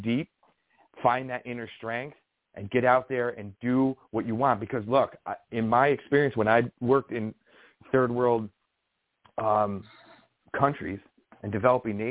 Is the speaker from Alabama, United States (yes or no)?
no; New York, United States; I'm a New Yorker